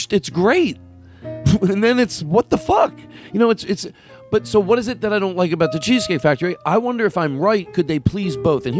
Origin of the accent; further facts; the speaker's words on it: Philadelphia, Pennsylvania, United States; I'm from Philadelphia. I live in Philadelphia.